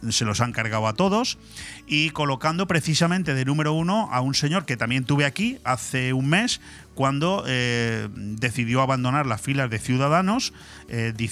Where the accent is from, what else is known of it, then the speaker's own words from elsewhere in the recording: Canary Islands, Spain; yo, soy de La Palma